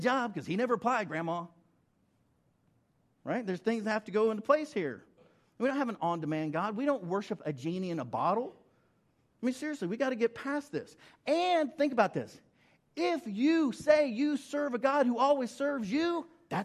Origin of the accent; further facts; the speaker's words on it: Western Oklahoma, United States; I grew up in Western Oklahoma